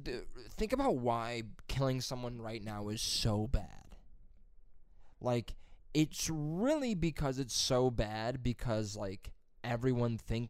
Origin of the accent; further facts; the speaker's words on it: Utah, United States; Yeah, Marines are going to go, but I'm from Utah.